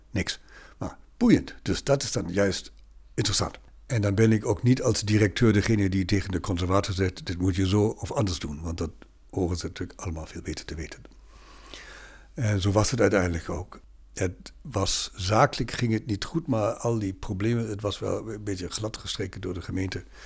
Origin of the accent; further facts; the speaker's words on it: Bremen, Germany; Dutch is a second language; moved away as an adult; also born or lived in Berlin / Tübingen / Lübeck / Regensburg; now in Netherlands; ik ben Noorderling in Bremen opgegroeid